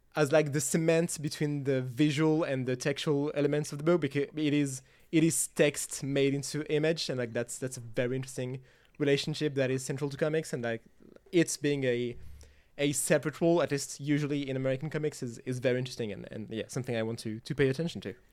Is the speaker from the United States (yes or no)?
no; France; I'm, I'm French. I was raised on French and Belgian comics